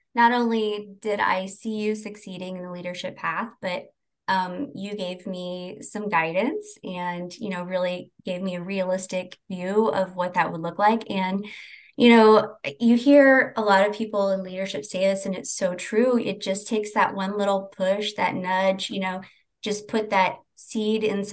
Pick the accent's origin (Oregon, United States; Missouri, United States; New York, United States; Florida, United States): Missouri, United States; St. Joseph; I'm from St. Joseph